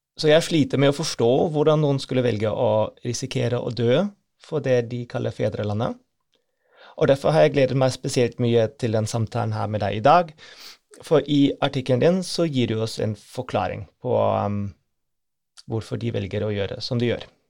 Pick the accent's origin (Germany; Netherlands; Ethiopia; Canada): Germany; Norwegian is a second language; now in Norway; Jeg er født i Øst-Tyskland, så hjemlandet mitt fins ikke lenger